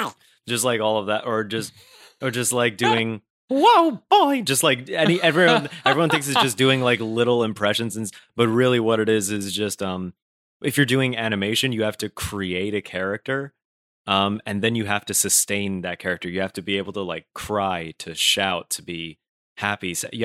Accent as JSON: {"language": "English", "town": "Brooklyn", "region": "New York", "country": "United States", "accent": "general American", "said": "they'll be very surprised if I say that I'm from Brooklyn. They're like, \"Why don't you have an accent?\" I'm like, \"What?\" I think mine is just like a more of a general American accent."}